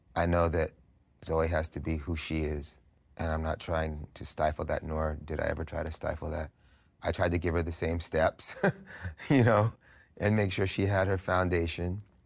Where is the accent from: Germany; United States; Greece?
United States; New York City, New York; growing up in New York City at this time, this early seventies New York City vibe was really strong